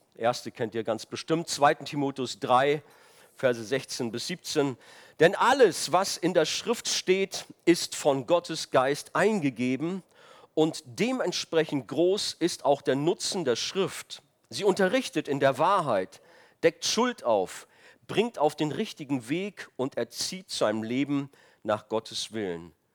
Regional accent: Rhineland, Germany; moved away; ich komme aus dem Rheinland und da in der Stadt, wo ich herkam

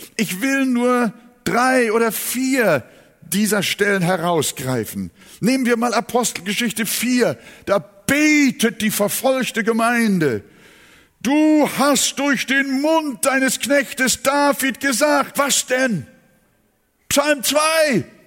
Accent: Germany; hier bei uns in Deutschland

